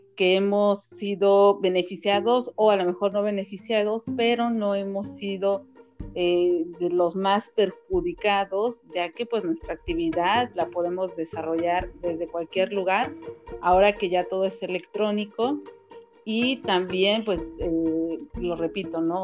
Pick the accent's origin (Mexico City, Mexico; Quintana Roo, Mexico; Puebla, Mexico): Quintana Roo, Mexico; Cancún; los dos somos de Cancún